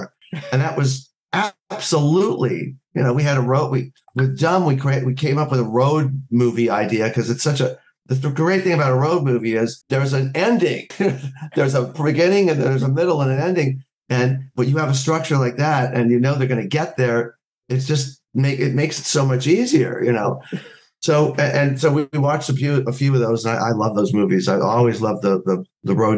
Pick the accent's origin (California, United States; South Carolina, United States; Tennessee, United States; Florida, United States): California, United States; Los Angeles; also born or lived in Amherst, Massachusetts; I was born and raised here in Los Angeles or somewhere in California, no, in Southern California